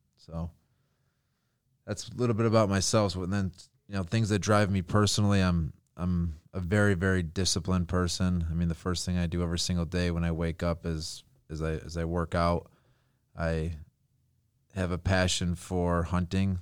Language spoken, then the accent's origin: English; South Lyon, Michigan, United States; I grew up in South Lyon, Michigan